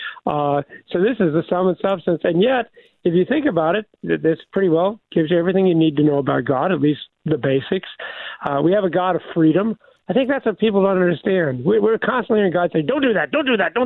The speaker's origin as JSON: {"language": "English", "town": "Independence", "country": "United States", "tie": "born or raised there", "moved": "as an adult", "said": "I go home to my hometown in Independence. I haven't lived there for 45 years"}